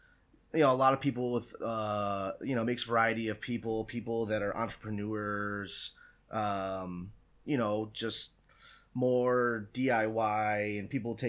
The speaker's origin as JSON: {"language": "English", "town": "Schererville", "region": "Indiana", "country": "United States", "tie": "born or raised there", "said": "Well, I'm actually from Northwest Indiana."}